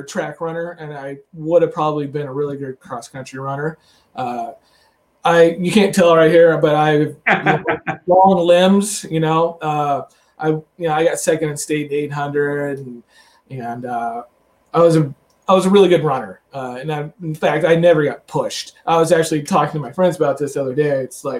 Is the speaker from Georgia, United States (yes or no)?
no; Smith Center, Kansas, United States; also born or lived in Phillipsburg, Kansas; now in Nebraska, United States; I grew up in Smith Center, Kansas.